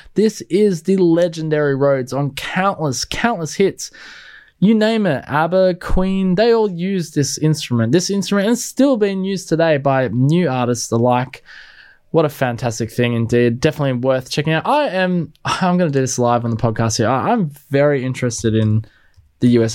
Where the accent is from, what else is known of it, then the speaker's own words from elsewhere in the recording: Australia; me being an Aussie